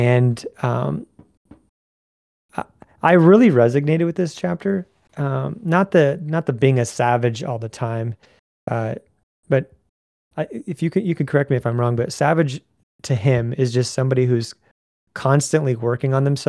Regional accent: Ottumwa, Iowa, United States; moved away; my hometown of Ottumwa

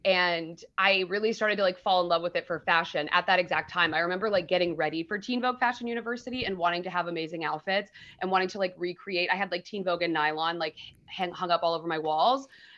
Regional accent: Dayton, Ohio, United States; now in Los Angeles, United States; I grew up in Dayton, Ohio.

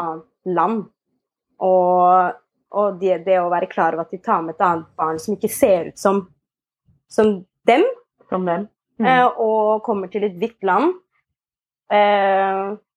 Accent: Asker, Akershus, Norway; also born or lived in Ethiopia; Jeg er adoptert fra Etiopia, eh, og jeg vokste opp i Asker.

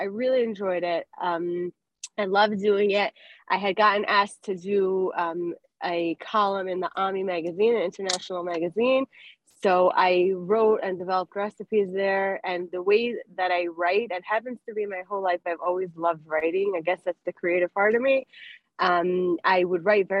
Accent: Denver, Colorado, United States; moved away; also born or lived in Miami, Florida / Lakewood, New Jersey; I grew up in Denver, Colorado. Then I moved to Miami.

